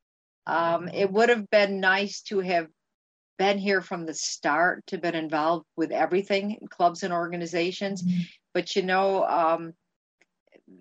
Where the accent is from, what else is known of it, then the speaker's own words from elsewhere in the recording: Western New York, United States; moved away as an adult; now in Minnesota, United States; We're from New York and Western New York, not the city